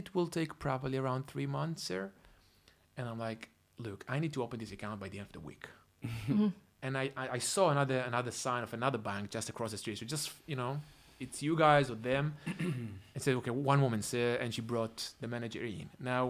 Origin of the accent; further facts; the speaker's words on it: Israel; English is a second language; I said, hey, I'm coming from Israel. I have that kind of money coming in 2 months.